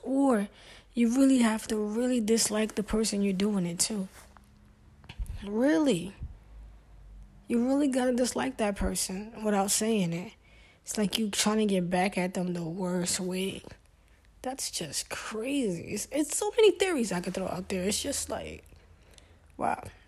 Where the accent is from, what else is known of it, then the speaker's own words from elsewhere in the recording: New York City, New York, United States; I grew up in Brooklyn